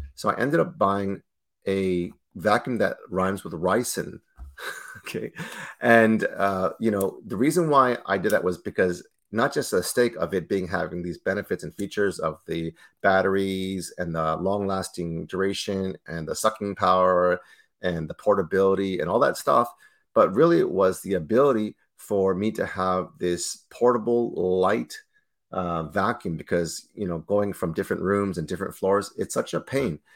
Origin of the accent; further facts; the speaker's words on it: Toronto, Ontario, Canada; born and raised in Toronto, Canada, myself.